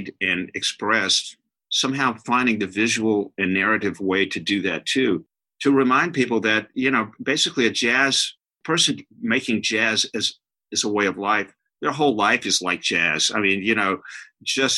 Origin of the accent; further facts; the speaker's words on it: Natchez, Mississippi, United States; moved away; also born or lived in Louisiana / Paris, France; I grew up in Natchez, Mississippi